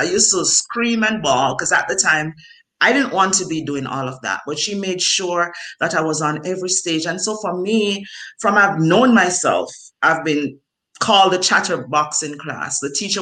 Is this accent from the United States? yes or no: no; Jamaica; growing up in Jamaica, I did not have electricity in my home